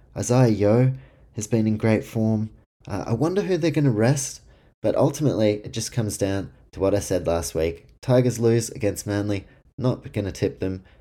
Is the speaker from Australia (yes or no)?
no; Auckland, New Zealand; right now in Auckland, uh, my hometown